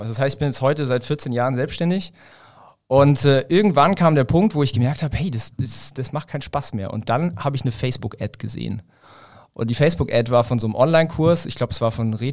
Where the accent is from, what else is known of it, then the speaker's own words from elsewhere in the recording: Ulm, Baden-Württemberg, Germany; ich komme halt aus der Ulmer Gegend. Ja, Ulm mhm. ist so zwischen München und Stuttgart.